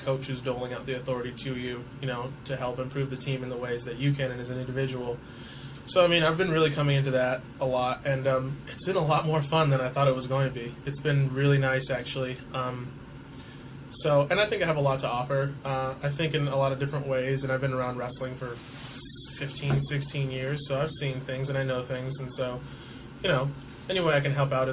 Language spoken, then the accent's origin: English; Clovis, California, United States; moved away as an adult; also born or lived in New York City, United States; now in Washington, D.C., United States; I come from Clovis, California, which is kind of like suburban. I mean, I live in the rural area just outside Clovis